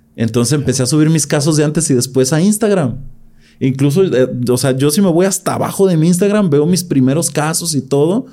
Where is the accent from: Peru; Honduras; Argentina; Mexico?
Mexico; Gómez Farías, Jalisco; de las primeras generaciones de profesionistas en mi pueblo, en Gómez Farías